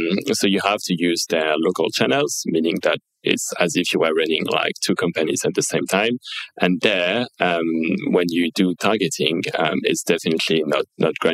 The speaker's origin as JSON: {"language": "English", "town": "Marseille", "region": "Provence-Alpes-Côte d'Azur", "country": "France", "tie": "born or raised there", "also_born_or_lived": "United Kingdom / China", "moved": "as an adult", "said": "from age 0 to 18, I was living in France, born and raised there"}